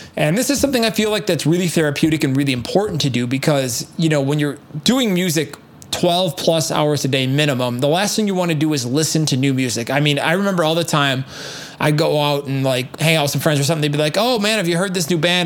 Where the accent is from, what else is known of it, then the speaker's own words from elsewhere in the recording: United States; being an American American